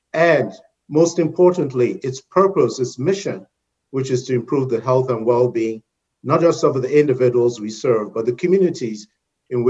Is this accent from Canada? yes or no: no; Nigeria; moved away as an adult; also born or lived in United Kingdom / Caribbean; now in North Carolina, United States; So I'm originally from Nigeria in West Africa